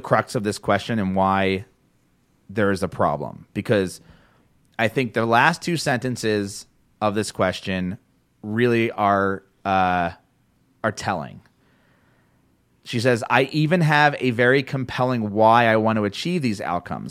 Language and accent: English; New Jersey, United States; Jersey, my hometown, my home area, home state.